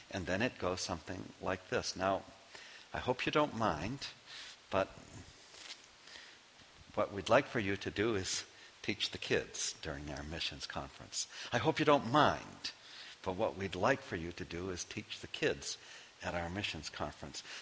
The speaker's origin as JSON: {"language": "English", "region": "Maine", "country": "United States", "said": "Knowing I am from Maine"}